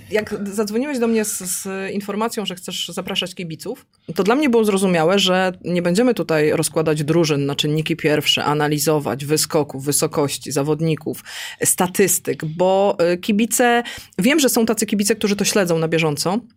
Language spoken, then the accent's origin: Polish; Włocławek, Kuyavian-Pomeranian Voivodeship, Poland; moved away as an adult; ja pochodzę z Włocławka. Mm, e, mieszkałam tam przez 21 lat swojego życia